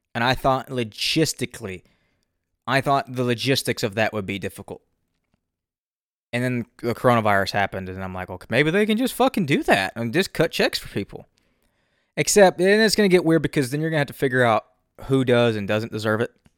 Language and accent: English; the South, United States; I'm from the South